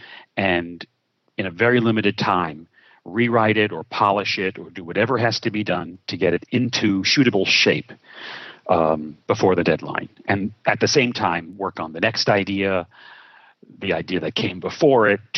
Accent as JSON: {"language": "English", "town": "New York City", "region": "New York", "country": "United States", "tie": "born or raised there", "said": "I was born in Brooklyn, New York, which I believe is a disproportionate source of fun and talent. And I'm grateful to have been spawned there"}